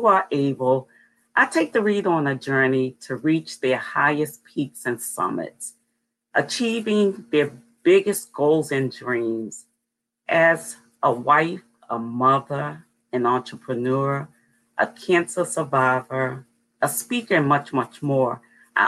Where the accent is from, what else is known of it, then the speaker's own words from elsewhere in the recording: Baltimore, Maryland, United States; I was born and raised in Baltimore. I live in the western part of Maryland